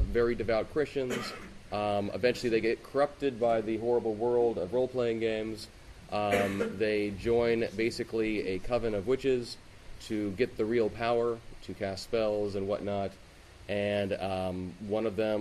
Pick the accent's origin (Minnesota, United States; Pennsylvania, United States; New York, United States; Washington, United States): Washington, United States; Seattle; growing up in the Seattle area